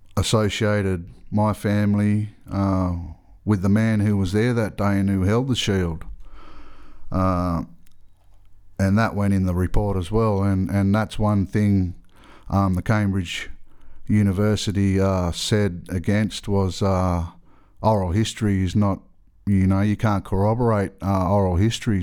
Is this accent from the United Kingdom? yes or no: no; Australia; I'm from Australia. I'm, I'm a Gwigo man